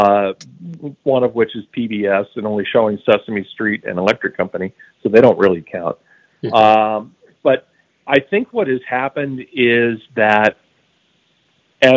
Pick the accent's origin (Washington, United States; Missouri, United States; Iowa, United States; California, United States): Washington, United States; Seattle; I grew up in Seattle.